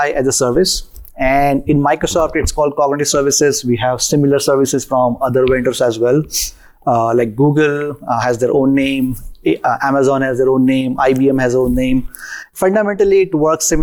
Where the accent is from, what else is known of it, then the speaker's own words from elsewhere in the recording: India; moved away as an adult; now in United States; Was born and raised in India